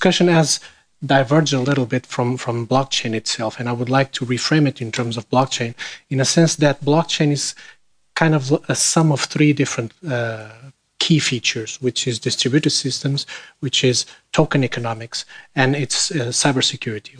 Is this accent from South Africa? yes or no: no; Portugal; I'm from Portugal